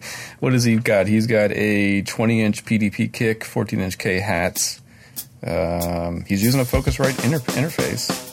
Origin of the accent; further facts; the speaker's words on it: Maryland, United States; I joined the union in my hometown in Maryland